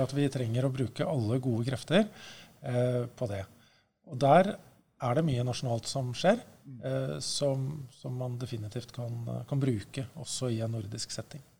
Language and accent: Norwegian; Norway; jeg er norsk